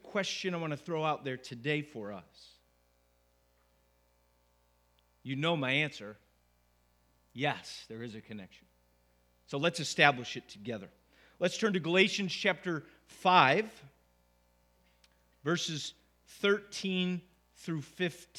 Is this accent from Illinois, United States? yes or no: no; Syracuse, New York, United States; also born or lived in Wolcott, New York; come back to Syracuse to plant a church here in my hometown.